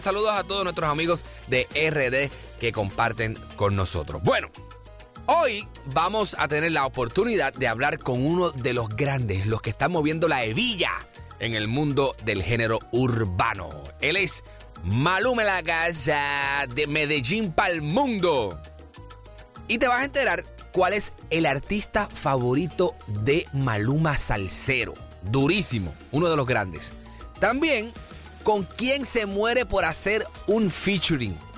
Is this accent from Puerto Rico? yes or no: yes; Puerto Rico; yo soy de Puerto Rico